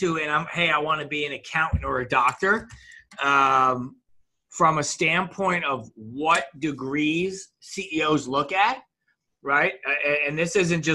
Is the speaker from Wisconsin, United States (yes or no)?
no; White Plains, New York, United States; moved away as an adult; also born or lived in Maryland; wound up moving from White Plains, 30 minutes north of that, for high school